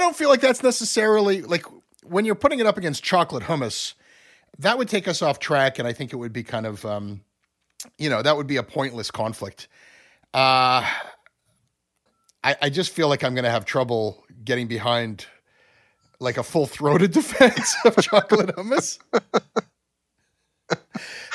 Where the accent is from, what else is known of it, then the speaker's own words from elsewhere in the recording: Ontario, Canada; we Anglos in Ontario